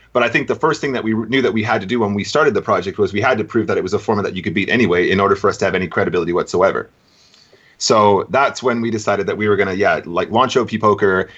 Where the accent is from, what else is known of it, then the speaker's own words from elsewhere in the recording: United Kingdom; also born or lived in Racine, Wisconsin, United States; I left when I was about eight years old, and I did all my schooling here. And I went to the University of Brighton